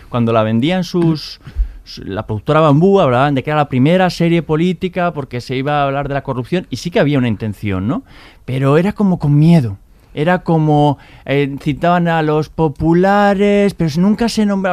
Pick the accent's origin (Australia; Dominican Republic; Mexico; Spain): Spain; Basque Country; yo, como vasco que soy